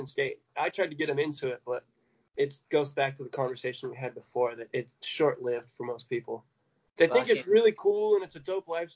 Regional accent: Elkhart, Indiana, United States; moved away; also born or lived in California; Midwest, Indiana. I was born in a little town called Elkhart.

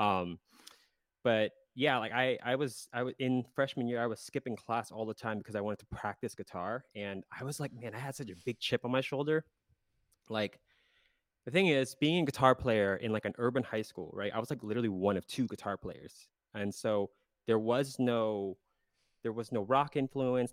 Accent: South Central Pennsylvania, United States; moved away as an adult; I was born in Pennsylvania, South Central Pennsylvania.

